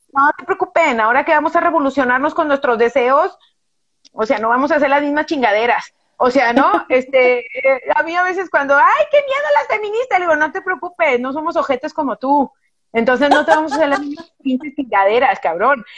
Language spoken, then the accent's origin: Spanish; Guadalajara, Jalisco, Mexico; yo soy bien tapatía